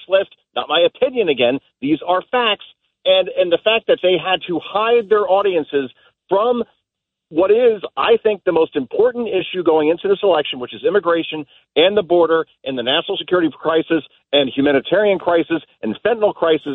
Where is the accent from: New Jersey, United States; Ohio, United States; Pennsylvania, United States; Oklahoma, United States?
New Jersey, United States; when I grew up in New Jersey